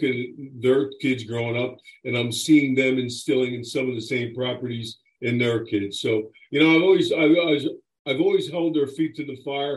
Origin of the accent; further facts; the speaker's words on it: Chester, Pennsylvania, United States; I'm born and raised in Pennsylvania, in Chester, Pennsylvania